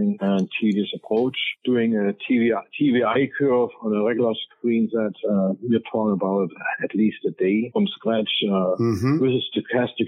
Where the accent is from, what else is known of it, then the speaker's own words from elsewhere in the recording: East Germany, Germany; moved away; Growing up in East Germany.